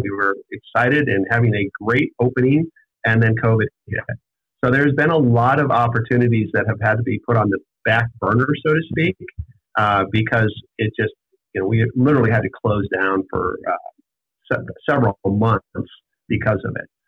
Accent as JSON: {"language": "English", "region": "Montana", "country": "United States", "tie": "born or raised there", "also_born_or_lived": "Scottsdale, Arizona", "moved": "as an adult", "lives_now": "Ogden, United States", "said": "I grew up actually in Montana"}